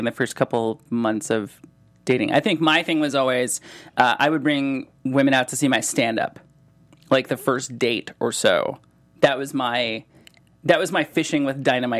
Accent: Solon, Ohio, United States; moved away; also born or lived in Los Angeles; I grew up in Solon

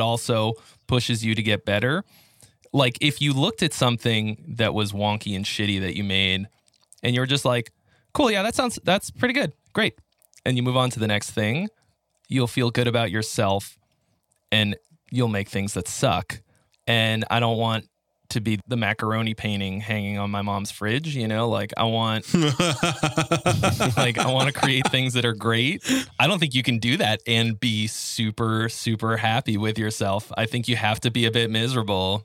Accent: Boston, Massachusetts, United States; moved away as an adult; now in California, United States; I'm originally from Boston

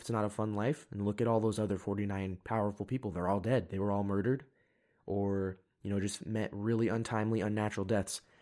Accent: United States; I'm an American

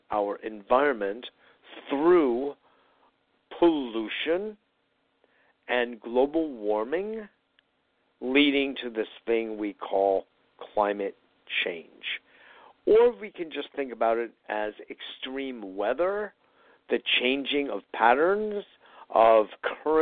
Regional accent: Connecticut, United States; also born or lived in New York City / Chicago area; I was growing up in Connecticut, even though I was originally born and early years raised in New York. But my main growing up was, after a brief spell in the Chicago area, in Connecticut

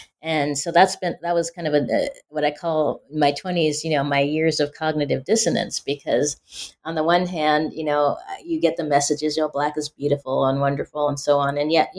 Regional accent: Pacific Northwest, United States; You know, growing up in the Pacific Northwest, people assume when you're Black, oh, you grew up in the South or in the inner city or you're urban.

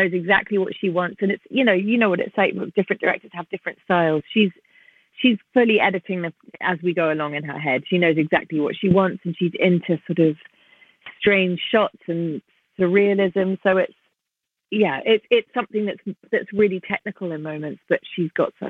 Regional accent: London, United Kingdom; also born or lived in New York City, United States; Raised in London. I was born in New York and raised in London from the age of 18 months.

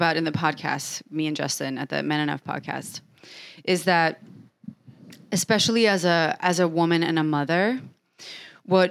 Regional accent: Sweden; English is a second language; now in United States; I remember being a Swede coming here

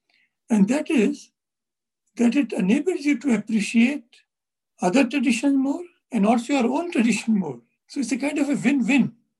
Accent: India; Since we are both from India, we can use some terms which are current in India.

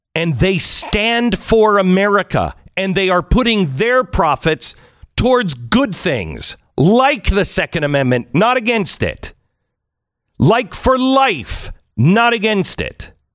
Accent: United States; I'm an American

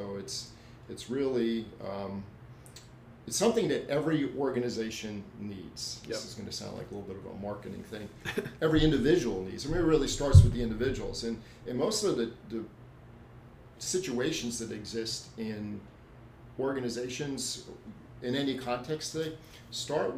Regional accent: New Jersey, United States; moved away as an adult; also born or lived in North Carolina; now in Columbus, United States; I moved it from New Jersey, where we spent most of our life, and you'll see that in my mannerisms on how I talk at times.

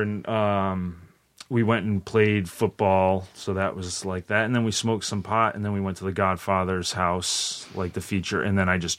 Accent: Rhode Island, United States; moved away as an adult; also born or lived in Bay Area, California / New York; I'm from Rhode Island.

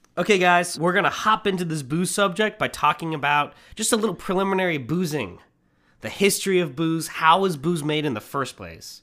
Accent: Manhattan Beach, California, United States; every mother that we grew up around in Manhattan Beach

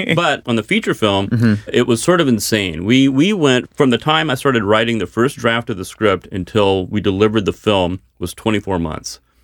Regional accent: Dallas, Texas, United States; I'm from Dallas

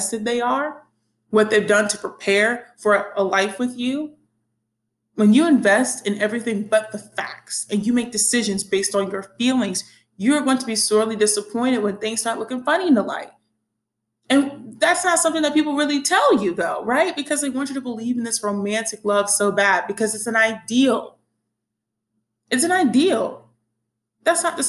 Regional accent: the Bible Belt, United States; growing up in the Bible Belt

